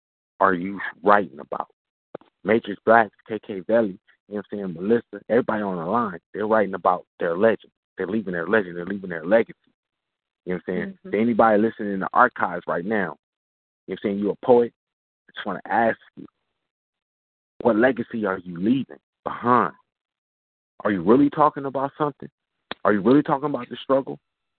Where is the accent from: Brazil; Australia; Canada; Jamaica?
Jamaica; Well, I'm Jamaican. I'm from the island.